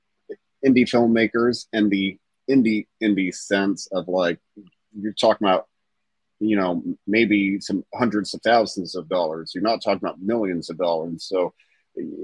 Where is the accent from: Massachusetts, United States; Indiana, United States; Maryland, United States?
Indiana, United States; Southern; I'm from Southern Indiana.